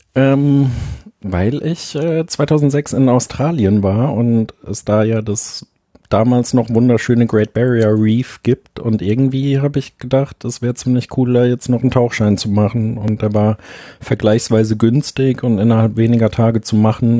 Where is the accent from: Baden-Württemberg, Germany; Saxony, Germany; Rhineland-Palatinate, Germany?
Rhineland-Palatinate, Germany; Linz am Rhein; in meiner Heimatstadt ähm, in Linz am Rhein gibt es sehr viele Fachwerkhäuser